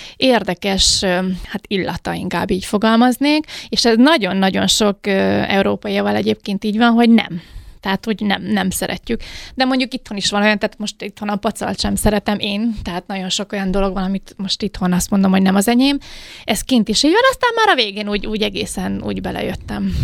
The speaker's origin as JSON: {"language": "Hungarian", "country": "Hungary", "also_born_or_lived": "Mexico City, Mexico", "moved": "as an adult", "said": "magyar vagyok"}